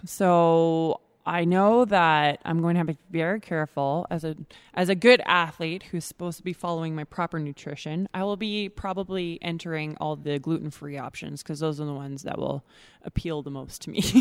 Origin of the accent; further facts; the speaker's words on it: Edmonton, Alberta, Canada; I'm born and raised in Edmonton, Alberta